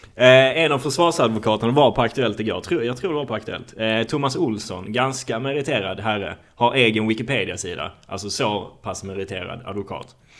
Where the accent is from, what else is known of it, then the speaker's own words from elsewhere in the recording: Malmö, Skåne, Sweden; det var min uppväxt på Lindängen